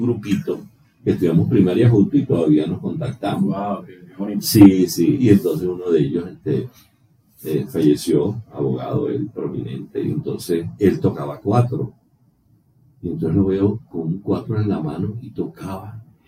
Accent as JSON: {"language": "Spanish", "town": "Calabozo", "region": "Guárico", "country": "Venezuela", "tie": "born or raised there", "said": "yo soy nativo de Calabozo, Estado Guárico"}